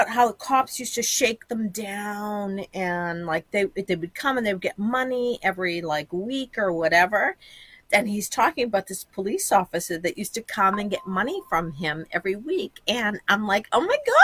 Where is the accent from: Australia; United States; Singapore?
United States; Boston, Massachusetts; also born or lived in Quincy, Massachusetts; I was born in Jamaica Plain, and I lived in the inner city until I was about 12. And then I moved to Quincy, Massachusetts